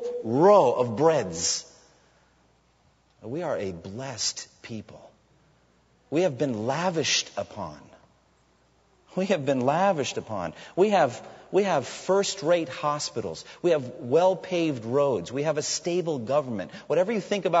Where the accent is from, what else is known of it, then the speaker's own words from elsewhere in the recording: United States; as American Christians who live in a land flowing with milk and honey